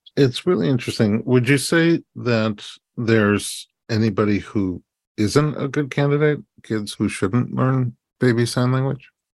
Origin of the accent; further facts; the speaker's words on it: New York City, New York, United States; now in Los Angeles, United States; We grew up in New York and they were in Brooklyn. We were in Staten Island